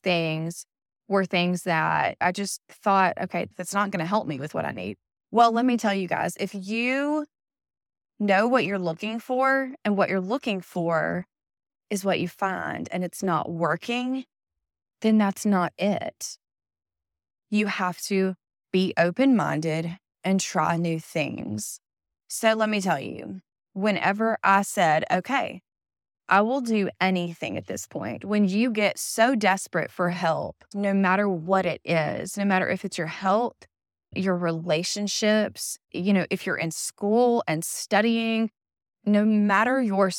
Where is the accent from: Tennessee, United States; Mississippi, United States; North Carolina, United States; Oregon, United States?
Mississippi, United States; And I come from Mississippi. I have been in Mississippi my entire life, born, raised, and will most likely die here.